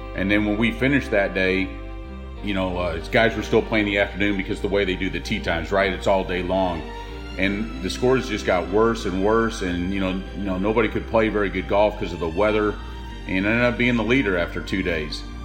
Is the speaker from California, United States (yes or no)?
no; Dallas, Texas, United States; also born or lived in Montreal, Canada / Surrey, England; I grew up in Dallas